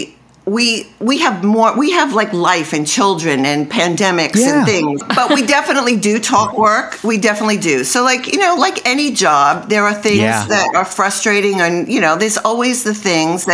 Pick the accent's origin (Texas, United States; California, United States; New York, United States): New York, United States; moved away; I'm from New York and I used to box when I lived in New York